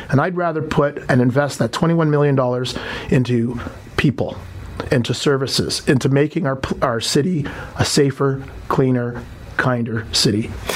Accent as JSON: {"language": "English", "town": "Toronto", "region": "Ontario", "country": "Canada", "tie": "born or raised there", "said": "I was born and raised in Toronto, Jamaican parentage"}